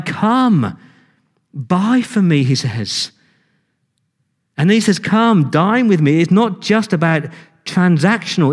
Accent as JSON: {"language": "English", "region": "England", "country": "United Kingdom", "said": "I'm English"}